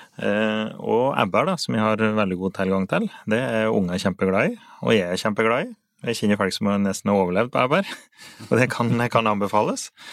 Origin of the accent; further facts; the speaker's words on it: Finnskogen, Innlandet, Norway; så har vi på Finnskogen så har vi noe som vi kaller motti